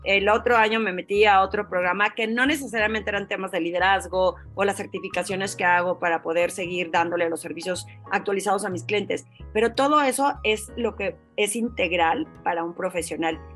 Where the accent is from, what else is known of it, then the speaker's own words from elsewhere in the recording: Torreón, Coahuila, Mexico; moved away as an adult; cuando recién me salí de Torreón